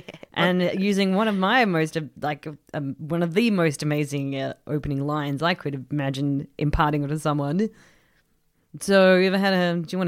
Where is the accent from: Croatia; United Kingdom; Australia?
Australia; Which we should because we're Australian.